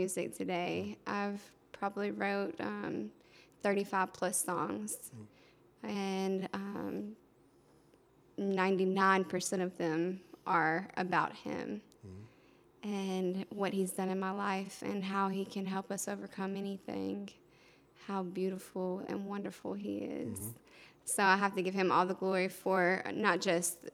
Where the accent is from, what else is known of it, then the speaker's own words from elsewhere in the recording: Anderson, South Carolina, United States; moved away; also born or lived in Augusta, Georgia / Charleston / Columbus; I was born in Augusta, but Anderson's where I grew up.